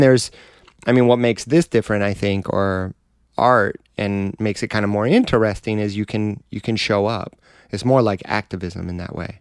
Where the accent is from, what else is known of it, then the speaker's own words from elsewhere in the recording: Detroit, Michigan, United States; Detroit. My, on my dad's side, we're from Tennessee